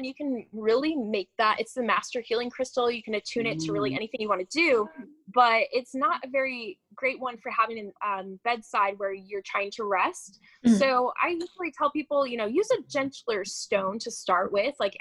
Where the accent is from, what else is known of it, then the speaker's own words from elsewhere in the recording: outside of Chicago, Illinois, United States; I grew up outside of Chicago